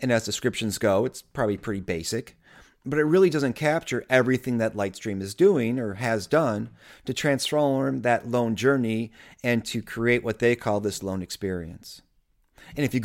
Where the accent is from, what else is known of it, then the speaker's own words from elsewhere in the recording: Grosse Pointe Park, Michigan, United States; I'm from Grosse Pointe Park